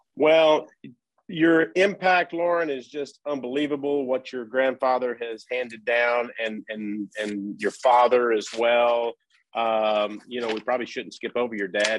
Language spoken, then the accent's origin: English; Wichita Falls, Texas, United States; I'm actually from the Wichita Falls area